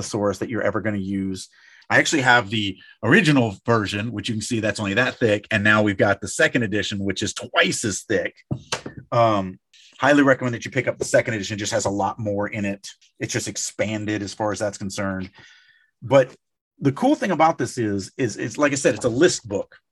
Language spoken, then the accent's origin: English; Louisiana, United States; I come from Louisiana